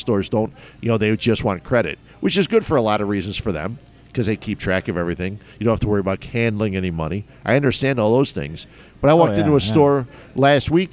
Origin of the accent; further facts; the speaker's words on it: Cicero, Illinois, United States; also born or lived in Westmont / Downers Grove; I grew up in Cicero.